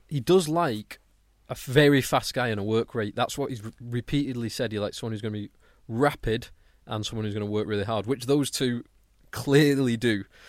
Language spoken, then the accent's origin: English; England, United Kingdom; as an Englishman